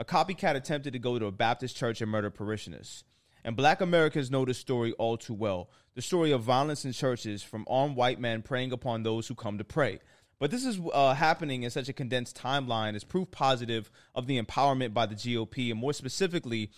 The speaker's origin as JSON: {"language": "English", "town": "Toronto", "region": "Ontario", "country": "Canada", "said": "I'm from Toronto"}